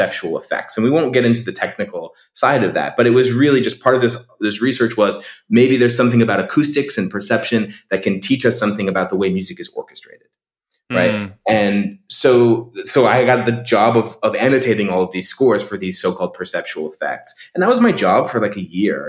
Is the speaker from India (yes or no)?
no; Canada; moved away as an adult; now in United States; I'm a Canadian